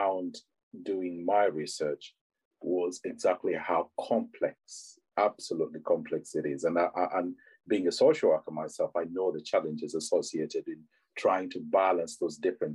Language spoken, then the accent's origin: English; Uganda; now in England; I'm from Uganda originally